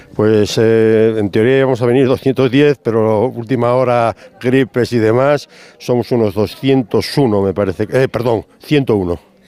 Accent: Asturias, Spain; somos asturianos

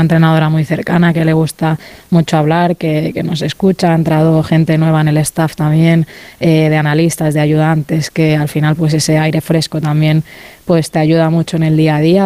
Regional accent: Mallorca, Balearic Islands, Spain; now in Barcelona, Spain; al ser de Mallorca, ¿no? un sitio más, más pequeñito, siempre que, vamos allí, las que somos de allí

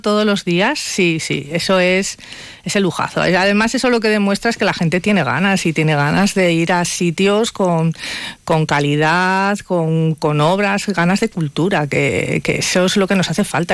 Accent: Palencia, Castile and León, Spain; una banderada de mi tierra, de Palencia

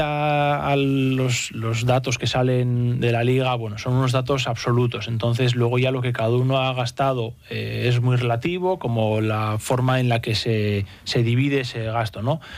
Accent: San Sebastián, Basque Country, Spain; moved away as an adult; also born or lived in Cantabria; now in Santander, Spain; Vengo de San Sebastián

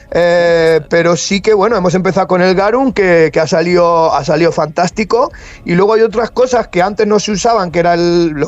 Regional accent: Castilla-La Mancha, Spain; moved away; como decimos en, en La Mancha

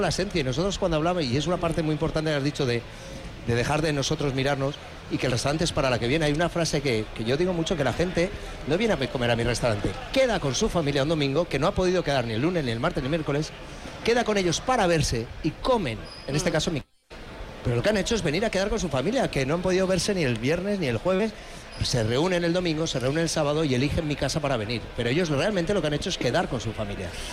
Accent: Mallorca, Balearic Islands, Spain; also born or lived in Valencia; yo como valenciano pero criado en Mallorca

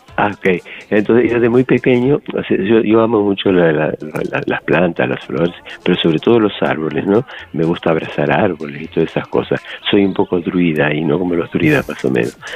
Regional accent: Argentina; also born or lived in Canary Islands; now in Las Palmas de Gran Canaria, Spain; yo, nací en Argentina, pero eh, de, origen, mi, mi, padre es de Italia y mi madre de Alemania, ¿no? Entonces, pero he venido hace mucho tiempo que estoy aquí viviendo en Canarias

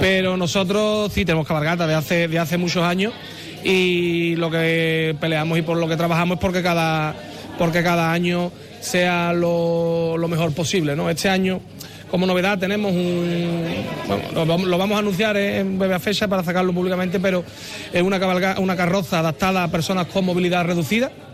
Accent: Guadalcacín, Andalusia, Spain; mi pueblo

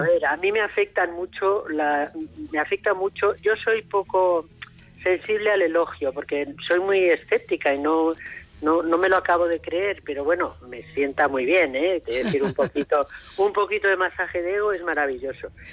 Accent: Madrid, Community of Madrid, Spain; also born or lived in Almería; yo nací en Madrid, mis padres son de León

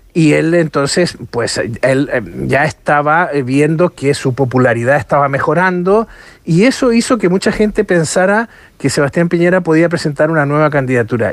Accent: Los Lagos, Chile; está en la región de los lagos, de donde yo soy originario

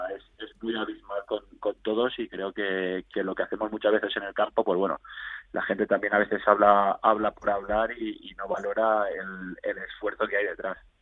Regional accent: Andorra; also born or lived in Barcelona, Spain; yo nací en Barcelona porque mi madre era de un pueblecito al lado de Barcelona, Gabá, mm. y bueno, mi padre por motivos laborales ya, ya estaba aquí en Andorra, ¿no? O sea que mm. a los dos meses de edad, dos, tres meses, ya es mi primera toma de contacto con Andorra, o sea que yo he crecido aquí

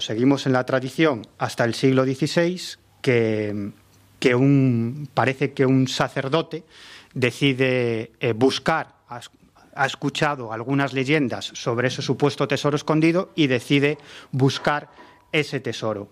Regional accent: A Coruña, Galicia, Spain; la ciudad de La Coruña, donde yo nací

